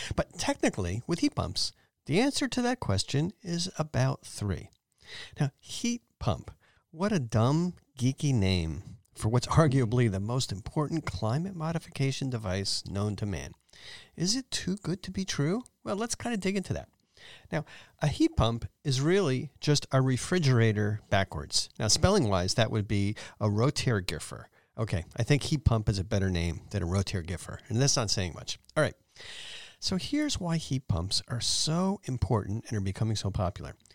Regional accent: East Coast, United States; now in San Jose, United States; where I grew up on the East Coast

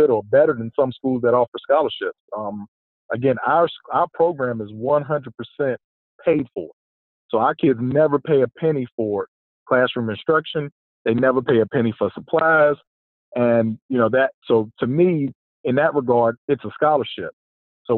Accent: Lynchburg, Virginia, United States; moved away; also born or lived in Atlanta, Georgia; I'm originally from Atlanta, but I grew up in Lynchburg, Virginia. I went to EC Glass, graduated from Liberty University. So I'm a Virginia guy

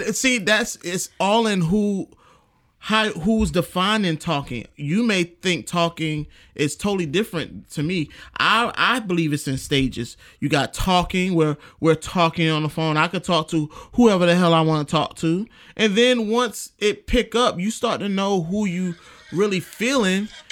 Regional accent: New York City, New York, United States; moved away; I'm from New York, New York City. Shout out to my hometown.

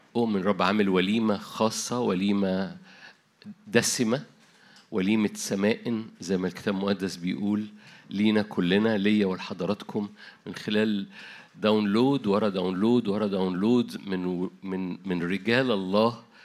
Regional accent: Egypt; عندنا في مصر

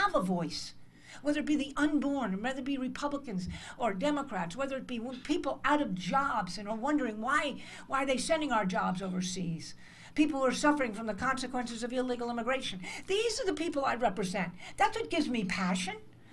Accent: United States; I'm an American

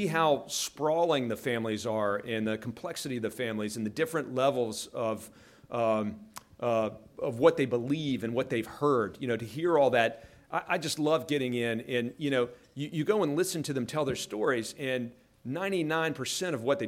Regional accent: West Virginia, United States; I was from West Virginia

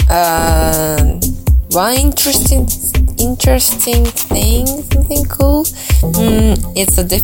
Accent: Kanagawa, Japan; English is a second language; I'm from Kanagawa.

